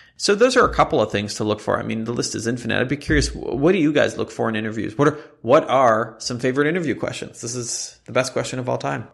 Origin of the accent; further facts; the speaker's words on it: Jerusalem, Jerusalem District, Israel; moved away as an adult; I grew up in Israel